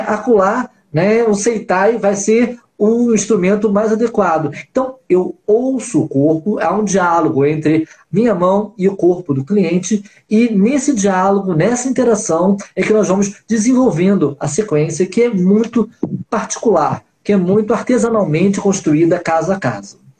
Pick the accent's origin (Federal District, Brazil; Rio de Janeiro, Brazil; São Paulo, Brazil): Rio de Janeiro, Brazil; nós somos cariocas pouco típicos, né? Somos cariocas pontuais